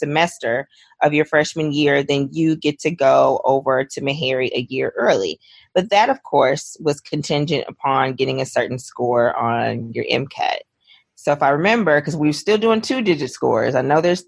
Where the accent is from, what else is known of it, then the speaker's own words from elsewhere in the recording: Milwaukee, Wisconsin, United States; moved away as an adult; also born or lived in Nashville, Tennessee; I was born and raised in Milwaukee, Wisconsin.